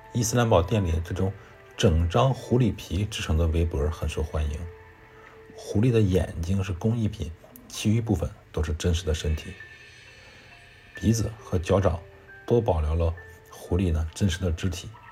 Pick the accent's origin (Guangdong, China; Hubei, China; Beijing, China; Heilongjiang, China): Heilongjiang, China; moved away; 我老家是黑龙江的